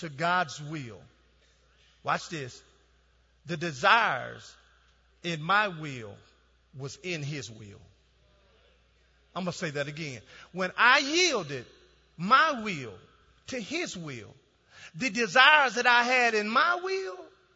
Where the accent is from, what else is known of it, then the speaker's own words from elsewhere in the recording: Dallas, Texas, United States; moved away as an adult; also born or lived in Ohio; I'm from Dallas